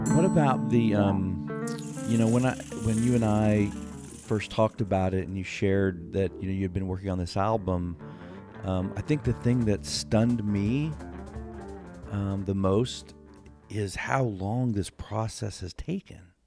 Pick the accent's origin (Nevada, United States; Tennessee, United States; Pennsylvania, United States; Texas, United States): Texas, United States; Houston; we live probably 20 minutes outside of the city in Houston